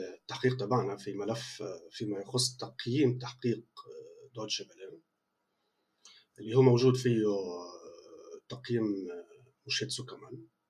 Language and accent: Arabic; Palestine; نحن فلسطينيين